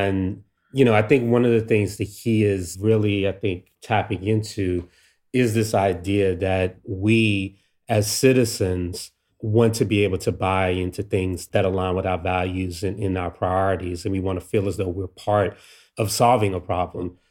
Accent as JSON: {"language": "English", "town": "Washington", "region": "District of Columbia", "country": "United States", "tie": "born or raised there", "said": "me growing up in D C here."}